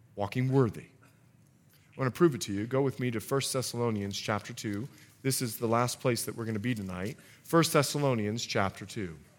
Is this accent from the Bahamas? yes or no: yes; Bahamas; I was born and raised in the Bahamas